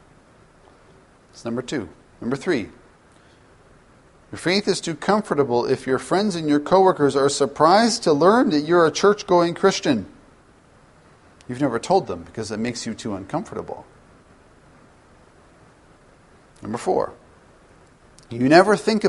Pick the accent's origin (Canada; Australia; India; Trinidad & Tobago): Canada; as a Canadian